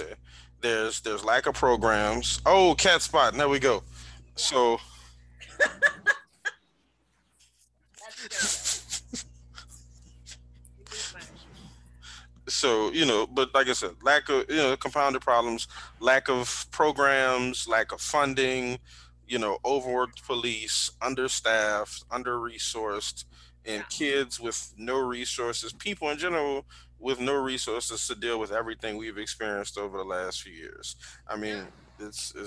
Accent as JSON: {"language": "English", "town": "New Orleans", "region": "Louisiana", "country": "United States", "tie": "born or raised there", "said": "just growing up in the East"}